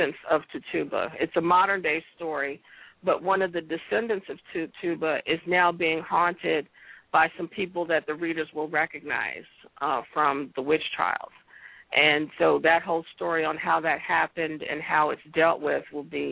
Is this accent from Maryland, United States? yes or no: yes; Prince George's County, Maryland, United States; also born or lived in Washington, D.C.; now in Charles County, Maryland, United States; I grew up in PG County, and I live in Charles County now